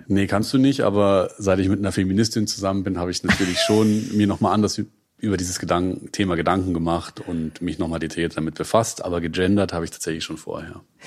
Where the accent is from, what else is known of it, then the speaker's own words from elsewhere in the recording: Munich area, Bavaria, Germany; now in Berlin, Germany; bin selber im Münchner Umland aufgewachsen